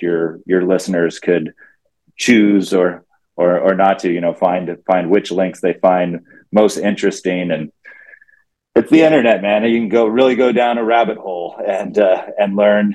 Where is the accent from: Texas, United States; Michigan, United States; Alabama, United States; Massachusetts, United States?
Texas, United States; I grew up in Texas in high school